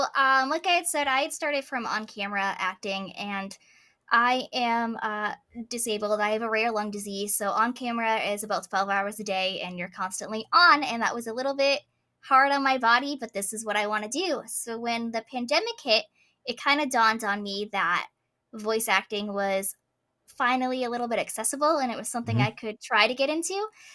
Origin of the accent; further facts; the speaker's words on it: Boston, Massachusetts, United States; they're like, where are you from? I'm like, oh, mm-hmm. I'm Boston.